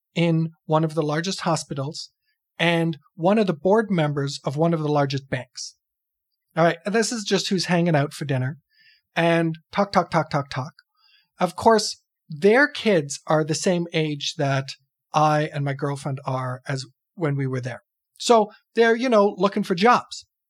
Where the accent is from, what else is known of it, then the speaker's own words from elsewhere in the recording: Canada; I'm some schmuck from Canada